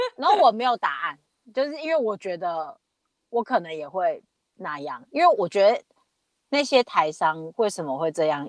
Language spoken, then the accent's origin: Chinese; Taiwan; now in Australia; 不是，台湾